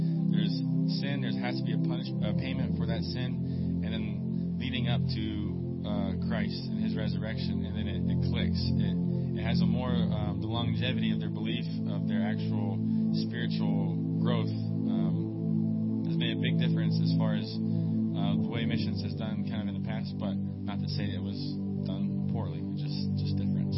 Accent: Pittsburgh, Pennsylvania, United States; moved away as an adult; now in Papua, Indonesia; I'm originally from Pittsburgh

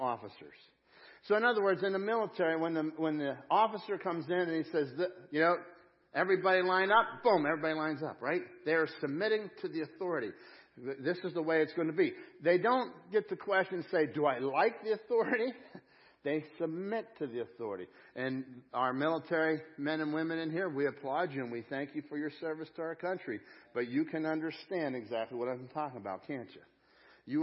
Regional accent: United States; I'm an American. Yeah, I have an American passport

